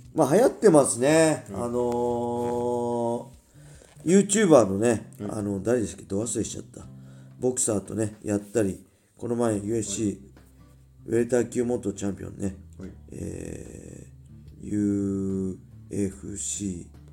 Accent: Ibaraki, Japan; born or raised there; accent: Ibaraki dialect

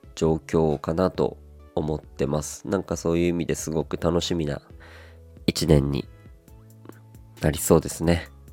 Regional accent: Aomori, Japan; now in Kanto, Japan; 僕はこう青森出身雪国出身でございまして

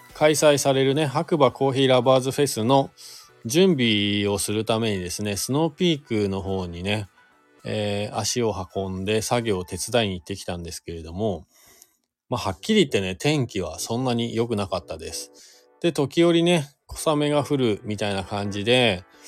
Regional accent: Shizuoka, Japan; now in Hakuba, Japan; 地元が僕、静岡県なんですけど

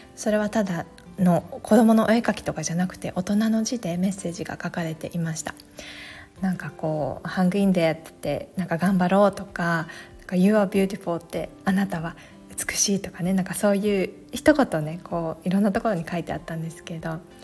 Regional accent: Japan; also born or lived in Alaska, United States; アラスカで生まれてすぐ半年で日本に戻ってきてそこからずっと日本で育った

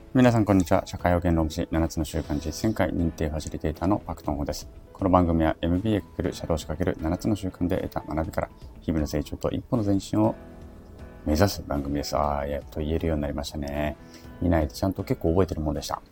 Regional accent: Japan; 我々その在日朝鮮人、在日コリアン

